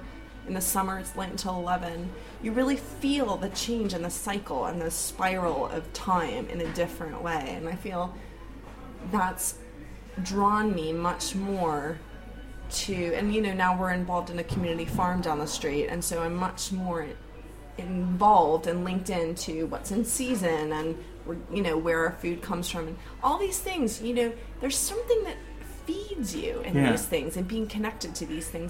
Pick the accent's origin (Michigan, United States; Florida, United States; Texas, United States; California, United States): Florida, United States; I am from Florida.